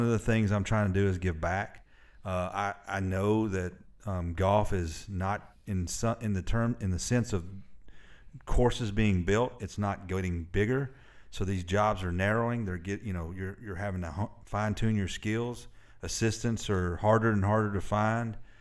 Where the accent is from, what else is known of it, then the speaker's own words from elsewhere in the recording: Murfreesboro, Tennessee, United States; also born or lived in Alabama; I spent the majority of my life in Middle Tennessee